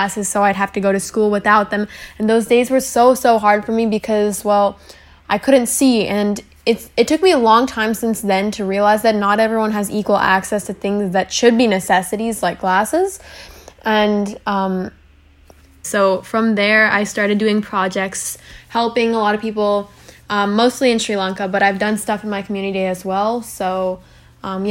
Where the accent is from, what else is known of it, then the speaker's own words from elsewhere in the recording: California, United States; also born or lived in Arizona; I moved to California, and I've lived in two different cities so far